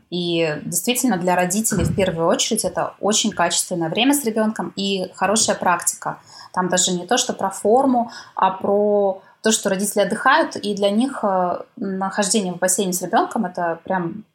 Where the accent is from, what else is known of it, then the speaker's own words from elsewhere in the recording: Korsakov, Sakhalin Oblast, Russia; moved away; моего родного города Корсакова, Сахалинской области